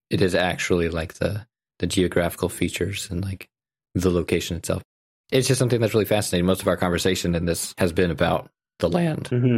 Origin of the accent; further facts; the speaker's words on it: Peace Country, Alberta, Canada; moved away; also born or lived in Utah; my experience of growing up in the Peace Country